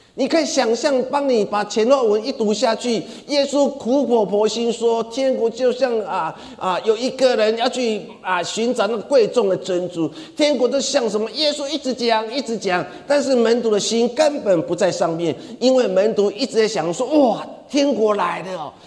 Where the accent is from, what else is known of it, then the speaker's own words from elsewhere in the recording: Taiwan; 我们台湾人很喜欢讲一句话